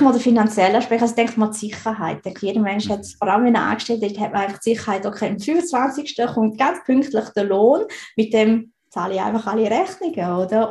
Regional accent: Switzerland; ich bin in der Schweiz geboren und aufgewachsen

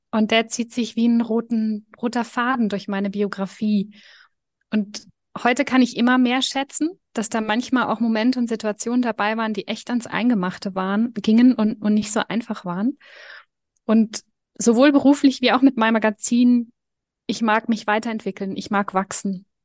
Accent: Germany; also born or lived in Switzerland; now in Liechtenstein; Ich bin in Deutschland und in der Schweiz aufgewachsen, was dazu führt, dass ich beide Sprachen fließend spreche und switche

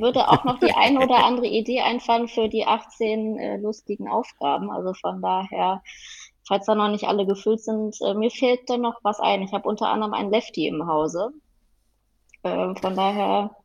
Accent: Mettmann, North Rhine-Westphalia, Germany; bin gebürtige Mettmännerin, komme also aus der Hochburg, der Golfer

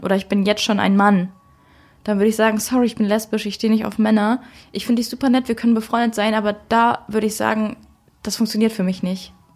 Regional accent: Germany; bei uns in Deutschland

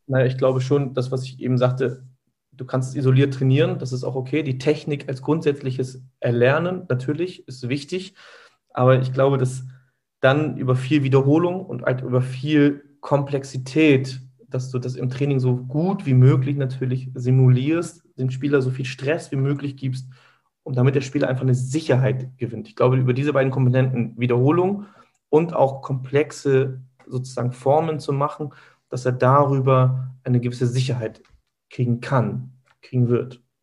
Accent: Hamburg, Germany; bin hier in Hamburg geboren. Meine Eltern kommen gebürtig aus der Türkei. Ähm, meine Wurzeln liegen hier im Süden Hamburgs.

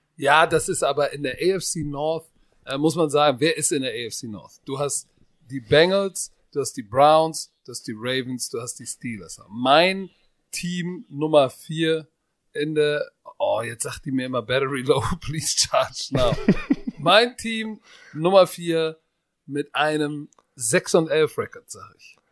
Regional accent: Germany; Bei uns in Deutschland

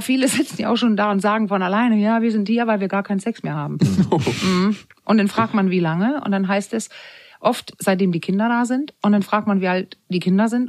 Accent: Denmark; moved away; Weil ich bin ja Dänin und bin in der Zeit groß geworden

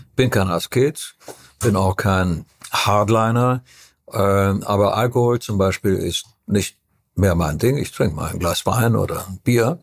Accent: Transylvania, Romania; Ich komme aus Transylvanien, wo es eine ganz exquisite Küche gibt

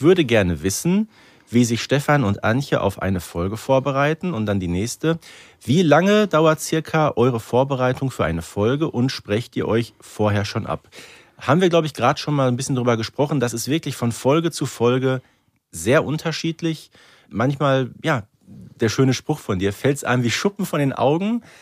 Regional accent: Herten, North Rhine-Westphalia, Germany; ich komme aus Herten

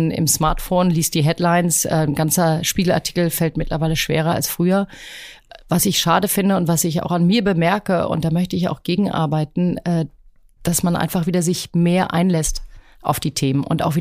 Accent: Rüsselsheim, Hesse, Germany; born there; now in Hamburg, Germany; Ich bin, wie du sagst, in Rüsselsheim geboren, aber ähm, Hamburg war so ein Sehnsuchtsort meines Vaters.

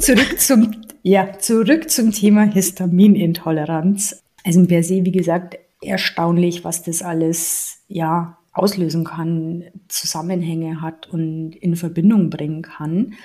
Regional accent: Bavaria, Germany; ich komme aus Bayern

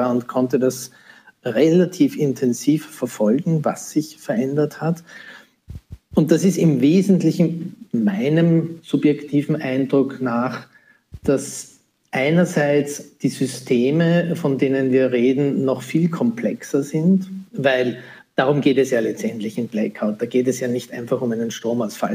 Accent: Austria; hier in, in, meinem Heimatland, in Österreich

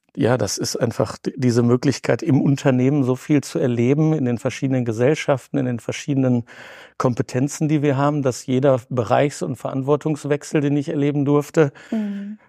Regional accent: Bielefeld, North Rhine-Westphalia, Germany; bin in Bielefeld zur Schule gegangen, bin hier geerdet und fühle mich als Ostwestfale wie in Bielefeld heimisch.

